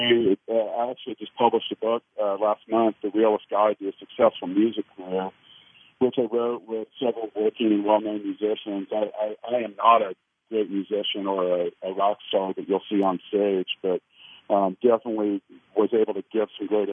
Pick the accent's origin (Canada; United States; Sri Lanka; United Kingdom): United States; Leawood, Kansas; Well, I am a Kansas City native. I grew up in Leawood. I still live there now